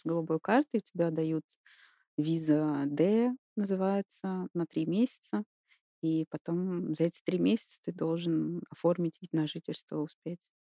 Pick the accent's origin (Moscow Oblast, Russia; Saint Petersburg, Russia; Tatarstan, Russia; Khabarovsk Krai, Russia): Tatarstan, Russia; Kazan; moved away as an adult; also born or lived in Stuttgart, Germany; now in Weinstadt, Germany; Родилась и выросла в России, в городе Казань